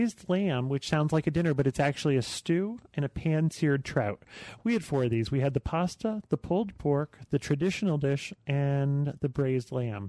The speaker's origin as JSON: {"language": "English", "region": "New York", "country": "United States", "said": "I'm from New York"}